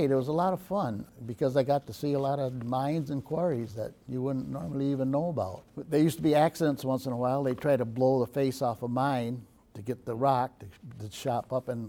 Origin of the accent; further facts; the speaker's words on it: Adams Center, New York, United States; Well, it was great. Um, I grew up on a farm, and I loved farming.